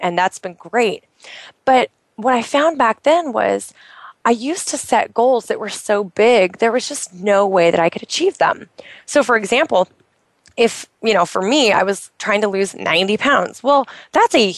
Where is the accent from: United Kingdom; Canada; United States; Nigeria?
United States; Oregon; moved away; I'm in Oregon. I'm in my home state where I grew up